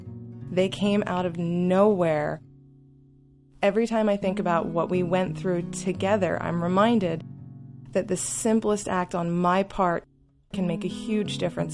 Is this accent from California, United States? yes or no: no; Lancaster, Pennsylvania, United States; I'm from Lancaster, Pennsylvania.